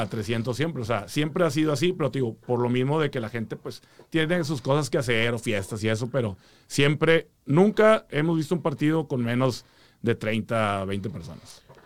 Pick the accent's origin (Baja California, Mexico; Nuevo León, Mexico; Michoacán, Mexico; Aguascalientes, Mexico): Nuevo León, Mexico; Monterrey; now in Houston, United States; De Monterrey, compadre